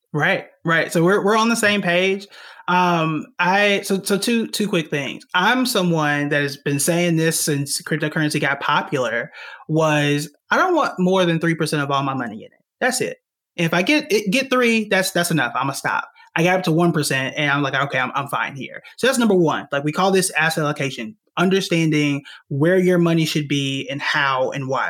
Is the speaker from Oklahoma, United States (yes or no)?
yes; Tulsa, Oklahoma, United States; moved away as an adult; also born or lived in New York; I'm born and raised in Tulsa, Oklahoma